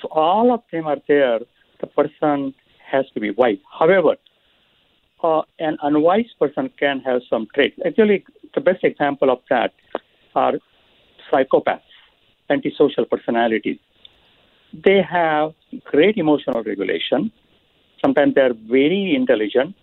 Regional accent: India; moved away; So I grew up in India

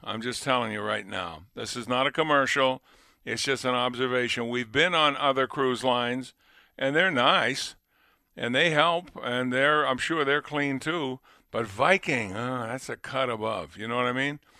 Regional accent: Massachusetts, United States; moved away as an adult; I was born and raised in Massachusetts. Spent up to the age of let's see, 21 uh, before I left Massachusetts

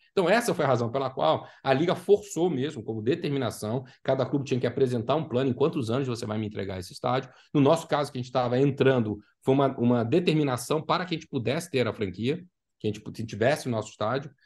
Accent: Brazil; now in Orlando, United States; para a gente, como brasileiro

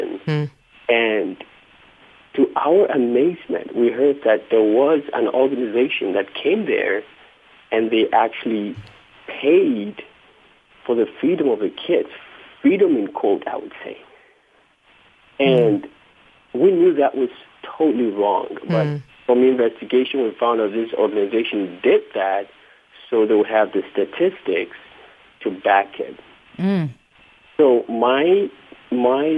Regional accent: Accra, Greater Accra, Ghana; moved away; I was raised in Accra

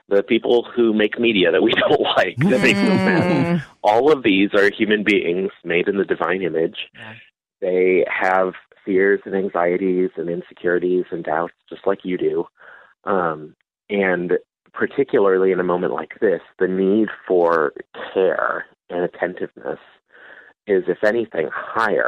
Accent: Lincoln, Nebraska, United States; I live in my hometown of Lincoln, Nebraska.

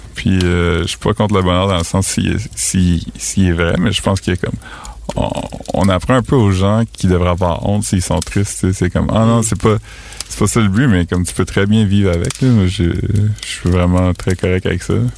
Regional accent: northwestern New Brunswick, Canada; Moi, je viens du nord-ouest du Nouveau-Brunswick

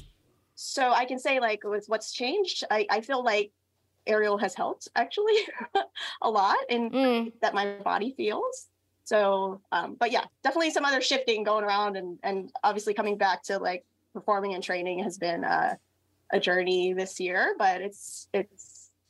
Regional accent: Philippines; I am Filipina.

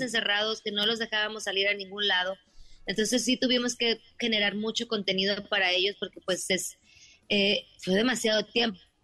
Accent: Monterrey, Nuevo León, Mexico; somos de Monterrey.

